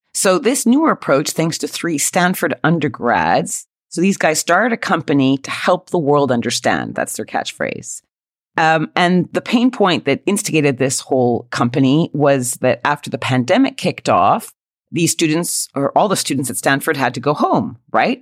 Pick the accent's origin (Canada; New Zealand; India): Canada; Quebec; accent: Canadian; moved away as an adult; now in United Kingdom; I certainly have been living in the UK for 20 years, still sound as Canadian as the day I was born